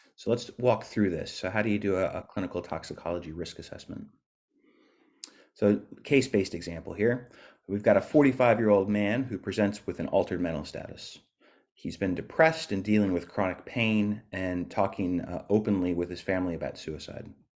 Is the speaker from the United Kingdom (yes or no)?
no; California, United States; moved away as an adult; now in Dunedin, New Zealand